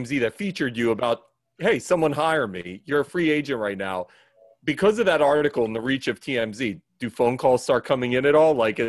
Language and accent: English; Philadelphia, Pennsylvania, United States; I'm from Philly